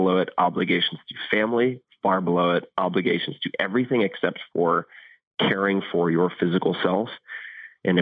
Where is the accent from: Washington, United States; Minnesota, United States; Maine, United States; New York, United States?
New York, United States; Eastern Long Island; where I grew up on Eastern Long Island